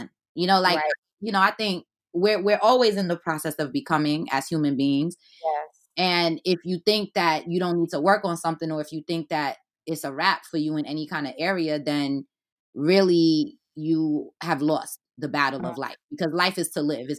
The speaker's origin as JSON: {"language": "English", "town": "New York City", "region": "New York", "country": "United States", "tie": "born or raised there", "also_born_or_lived": "Haiti / Flatbush, Brooklyn", "said": "I was born in Haiti and I was raised in Brooklyn"}